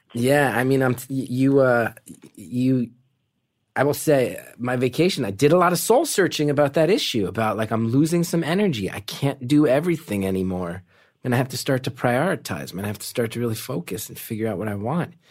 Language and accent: English; New Jersey, United States; I'm from North Jersey.